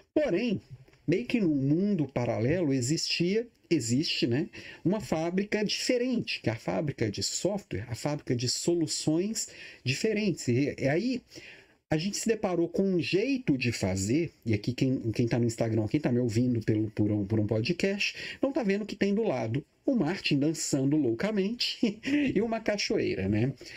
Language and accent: Portuguese; Minas Gerais, Brazil; now in Florianópolis, Brazil; Eu, eu sou mineiro